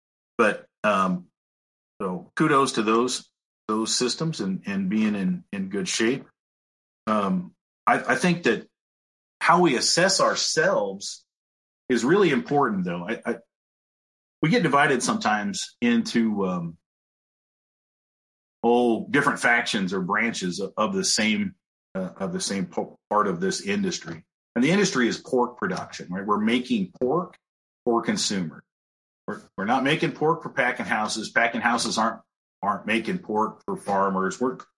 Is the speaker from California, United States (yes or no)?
yes; California, United States; also born or lived in Iowa; I am originally from California, kind of spent my time between Iowa and California, so I kind of understand both sides